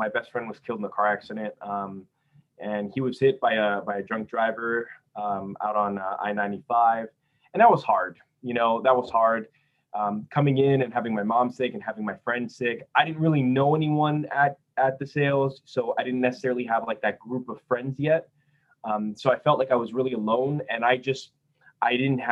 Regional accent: Port Chester, New York, United States; also born or lived in Brazil; I live in Porchester, New York

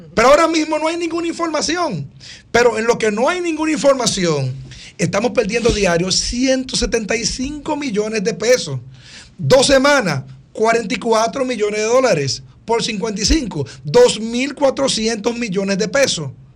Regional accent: Dominican Republic; nosotros los dominicanos

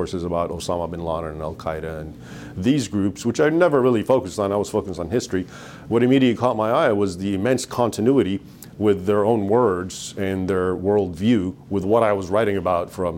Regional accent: United States; I was born in the United States, so growing up here, I was aware of what was happening in Egypt

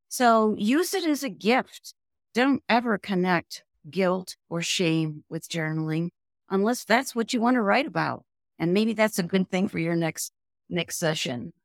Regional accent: Cincinnati, Ohio, United States; moved away as an adult; also born or lived in Toledo, Ohio / Wyoming; now in Jackson, United States; I was raised mostly in Ohio, born in Toledo, uh, lived mostly in Cincinnati

